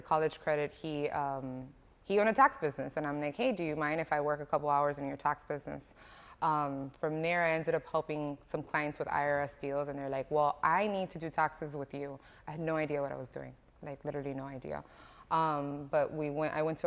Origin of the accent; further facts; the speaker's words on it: Miami Springs, Florida, United States; I'm from Miami. Grew up in Miami Springs, not Hialeah